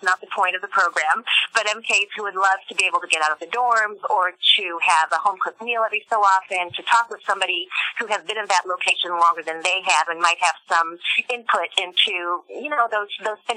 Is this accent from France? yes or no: yes; France; also born or lived in Germany; after growing up in France, I actually lived in Germany and taught at Black Forest Academy for 20 years after that.